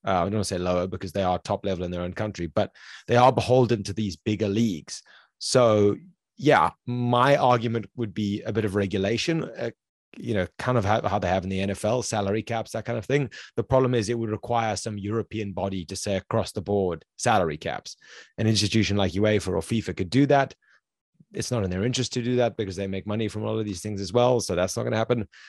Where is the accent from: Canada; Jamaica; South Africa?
South Africa; I'm from South Africa